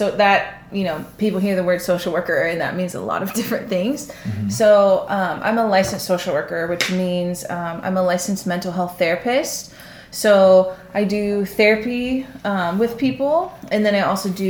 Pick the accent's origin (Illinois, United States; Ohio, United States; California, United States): California, United States; Santa Barbara; now in Glendora, United States; I'm originally from the small, sunny beach town of Santa Barbara